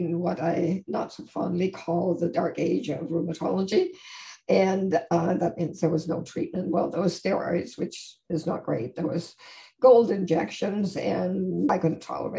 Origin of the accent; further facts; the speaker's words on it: Denmark; now in Toronto, Canada; I live in Canada, in Toronto, and that I'm originally from Denmark.